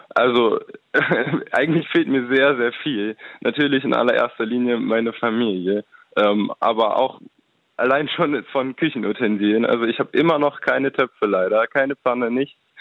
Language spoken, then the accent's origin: German; Germany; moved away; dieses Bewusstsein, Deutscher zu sein